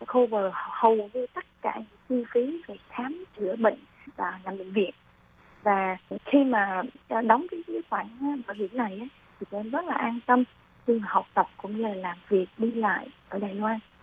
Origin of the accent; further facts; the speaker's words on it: Da Nang, Vietnam; moved away as an adult; now in Hsinchu, Taiwan; Em là người miền Trung đến từ Đà Nẵng